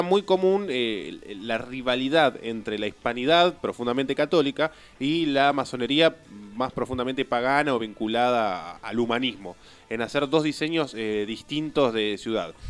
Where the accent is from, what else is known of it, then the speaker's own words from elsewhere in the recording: Neuquén, Argentina; yo también, segunda generación de neuquinos en la zona